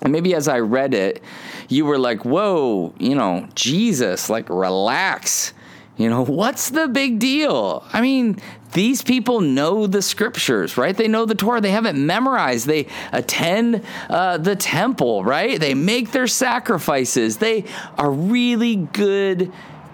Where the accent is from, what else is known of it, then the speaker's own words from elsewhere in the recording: Ohio, United States; When I was a kid, I grew up in Ohio, and in Ohio, my backyard was like Adventureland